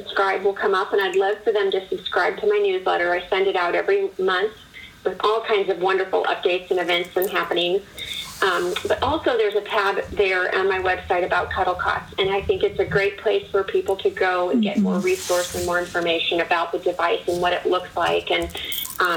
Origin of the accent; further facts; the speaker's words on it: Chicago, Illinois, United States; moved away as an adult; also born or lived in East Coast; now in Indianapolis, United States; I was born and raised in the Chicago area